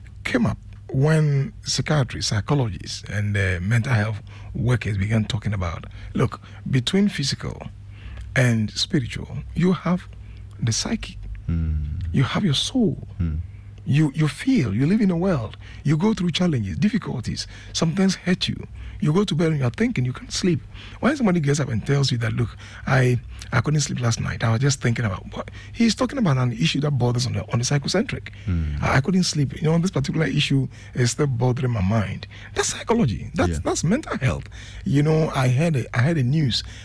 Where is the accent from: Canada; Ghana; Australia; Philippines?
Ghana; Anum, Eastern Region; also born or lived in Norway; that's from my hometown. Enum. Enum Boso